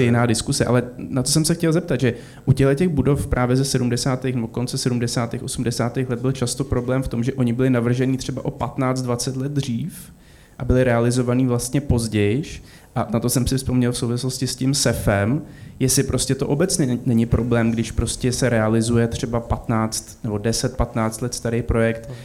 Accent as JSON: {"language": "Czech", "region": "Prague", "country": "Czechia", "said": "já nejsem teda z Olmouce, ale jsem z Prahy"}